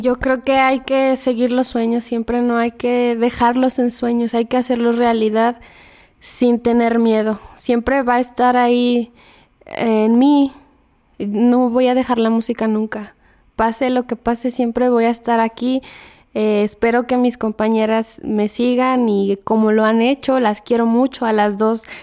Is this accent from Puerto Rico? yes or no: no; State of Mexico, Mexico; also born or lived in Xichú, Guanajuato; Yo nací en Hichú, pero desde muy chica vine a vivir al Estado de México. Vivo acá desde que tengo tres años